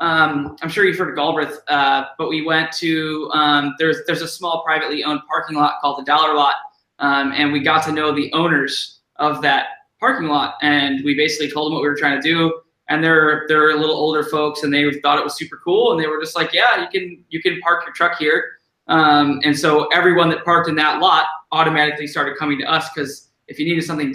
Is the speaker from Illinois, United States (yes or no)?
yes; Illinois, United States; moved away as an adult; now in Bellingham, United States; I grew up in Illinois riding BMX bikes